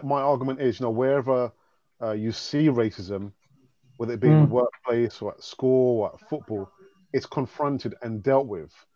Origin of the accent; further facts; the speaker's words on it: London, United Kingdom; I was born and bred in London